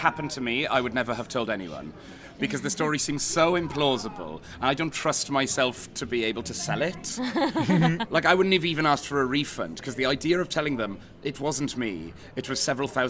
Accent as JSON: {"language": "English", "area": "Welsh", "region": "Wales", "country": "United Kingdom", "said": "So I'd never been to Tenerife because I'm Welsh. I grew up with not a huge amount of money"}